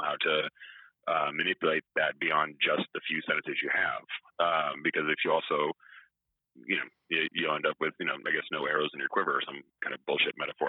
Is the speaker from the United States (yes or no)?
yes; Atlanta, Georgia, United States; I'm from Atlanta